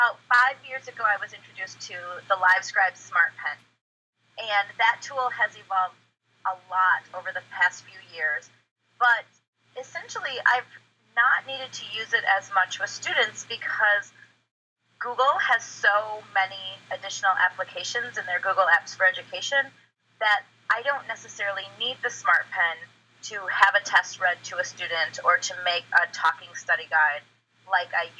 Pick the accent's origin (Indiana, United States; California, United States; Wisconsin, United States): Wisconsin, United States; Southwest; I am from Southwest Wisconsin